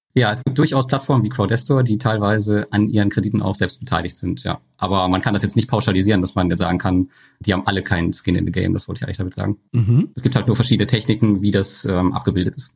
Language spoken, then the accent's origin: German; Germany; bei uns in Deutschland